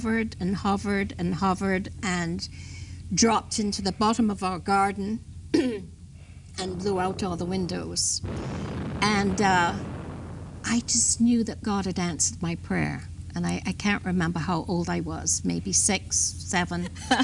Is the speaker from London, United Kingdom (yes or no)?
yes; London, United Kingdom; I was born in England